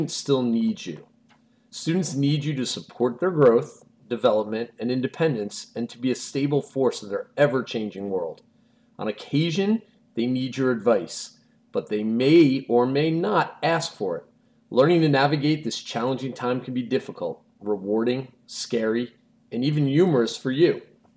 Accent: New Jersey, United States; I grew up in North Jersey, so I lean more Giants

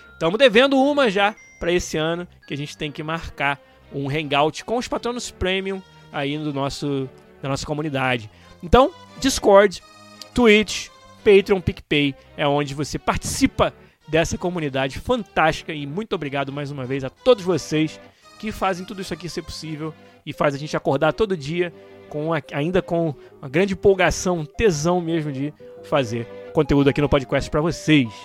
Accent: Rio de Janeiro, Brazil; de onde eu venho, do Rio de Janeiro

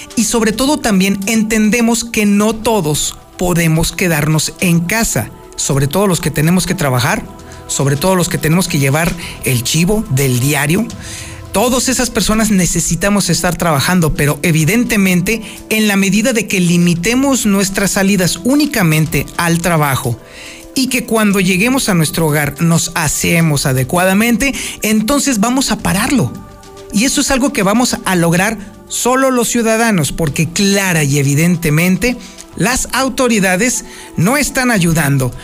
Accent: Mexico; nosotros los mexicanos

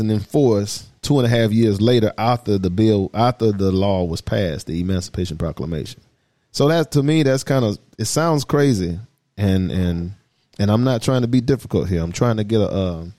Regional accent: Atlanta, Georgia, United States; I'm from the South. I'm from Atlanta.

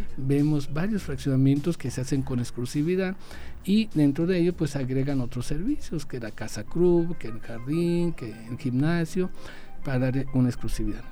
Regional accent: Aguascalientes, Mexico; Aguascalientes en los años 70, quienes vivíamos en ese entonces

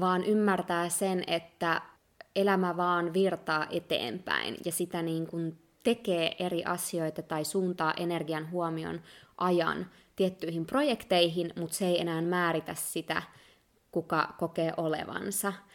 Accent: Finland; moved away; Mä koen olevani ihan täysin suomalainen ja se on tosi iso osa mun identiteettiä ja sitä nimenomaan mistä mä tuun

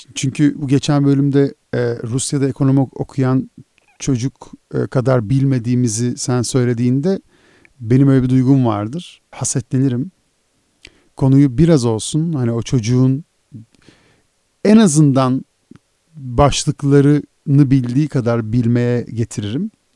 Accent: İzmir, Turkey; Ben bir İzmirliyim.

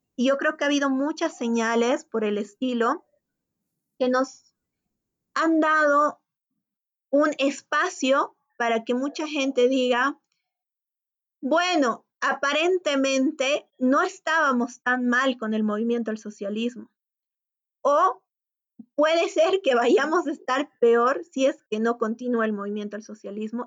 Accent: Bolivia; como bolivianos que somos

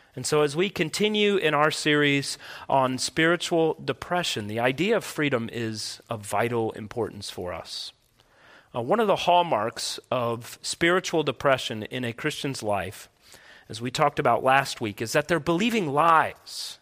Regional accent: United States; as American people

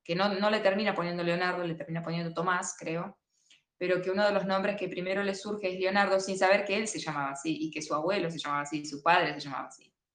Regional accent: Argentina; uno como argentino

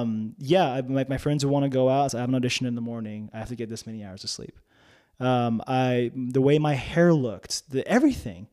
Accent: North New Jersey, United States; English is a second language; moved away as an adult; now in Oklahoma City, United States; I grew up in a predominantly white town in North New Jersey

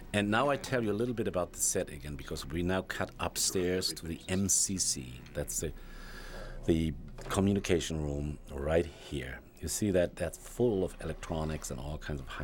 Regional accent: Germany; moved away; I'm from Germany originally

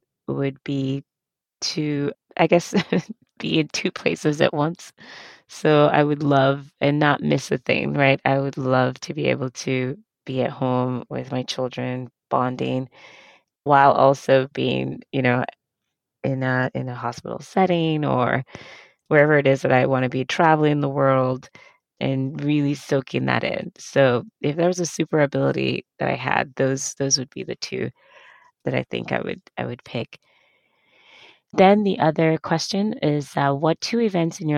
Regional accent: Nigeria; moved away; I grew up in Africa, Nigeria specifically

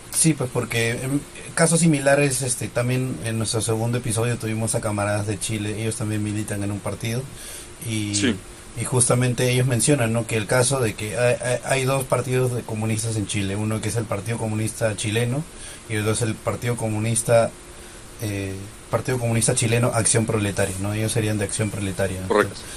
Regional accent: Peru; como peruano

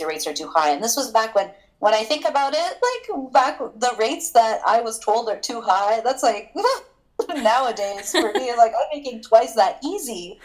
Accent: Toronto, Ontario, Canada; moved away as an adult; now in Vancouver, Canada; I am originally from Toronto

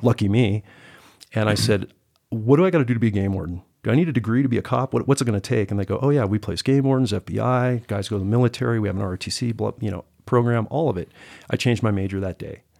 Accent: Silicon Valley, California, United States; moved away as an adult; now in Montana, United States; I'm originally from the Silicon Valley of California

